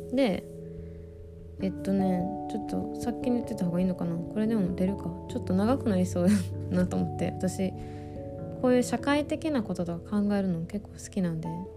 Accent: southern Osaka, Japan; 私の地元はあのね大阪の南部の方で

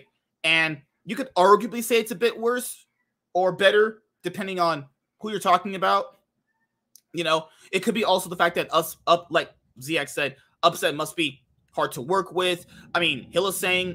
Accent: United States; I'm just American

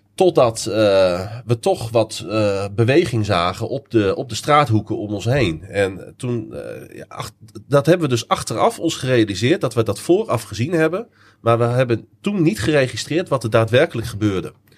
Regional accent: Netherlands; we zijn Nederlanders

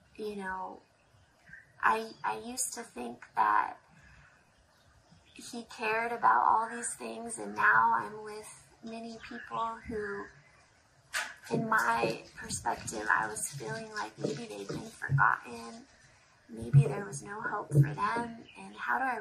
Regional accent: United States; moved away as an adult; now in Zambia; I grew up in America in a really good family, a good church.

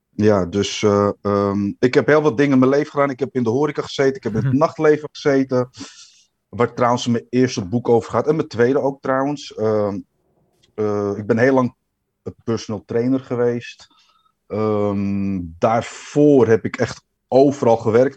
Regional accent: Amsterdam, North Holland, Netherlands; geboren en getogen in Amsterdam, De Pijp. Nou, Amsterdammer kan volgens mij niet.

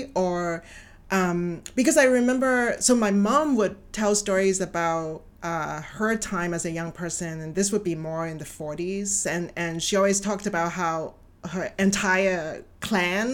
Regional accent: Hong Kong; I think we grew up in the 60s and 70s

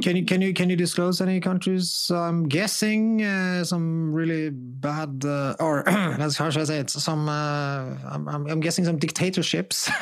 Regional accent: Norway; I'm from Norway

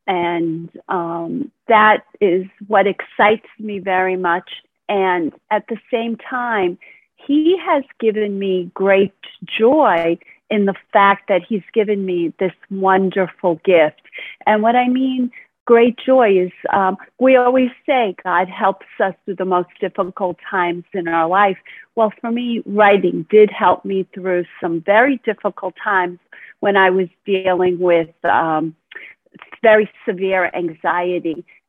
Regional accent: Brooklyn, New York, United States; born there; also born or lived in New England; now in Florida, United States; And I was born in Brooklyn, New York, and I've moved several places, mostly in the New England part of the United States. And now I live in sunny Florida

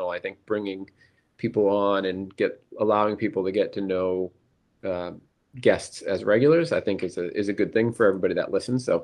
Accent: Boston, Massachusetts, United States; We know we're from Boston.

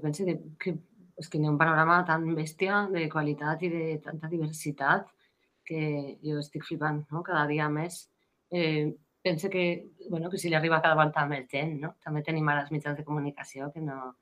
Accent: Valencian Community, Spain; accent: Valencian; first language Valencian; em sent cantant en valencià.

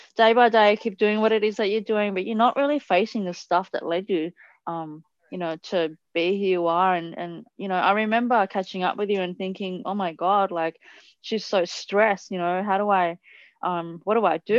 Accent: Italy; moved away; I grew up in Italy

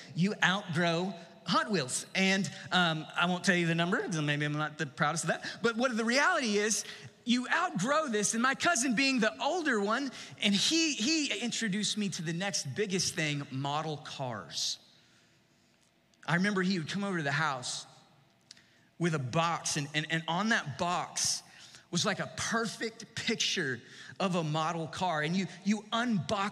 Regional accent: East Texas, United States; One of my favorite childhood memories growing up in East Texas

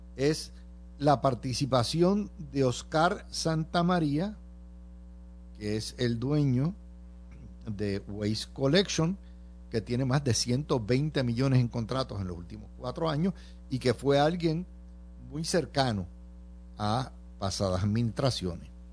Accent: Cidra, Puerto Rico; el exalcalde de mi pueblo, Javier Carrasquillo

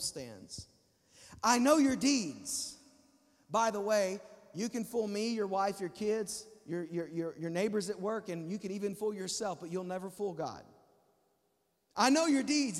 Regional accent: Texas, United States; I'm from Texas

